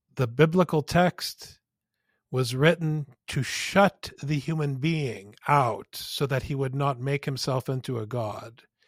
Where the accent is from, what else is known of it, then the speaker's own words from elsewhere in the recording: United States; as American boys